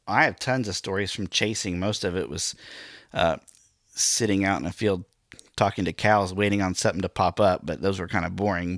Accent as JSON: {"language": "English", "town": "Miami", "region": "Oklahoma", "country": "United States", "tie": "born or raised there", "also_born_or_lived": "Joplin, Missouri", "moved": "yes", "said": "I am from Northeast Oklahoma, the Miami, Oklahoma area"}